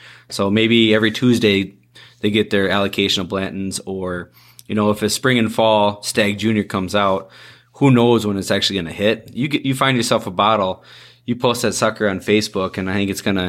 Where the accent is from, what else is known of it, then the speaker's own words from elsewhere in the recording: Iowa, United States; I am from Iowa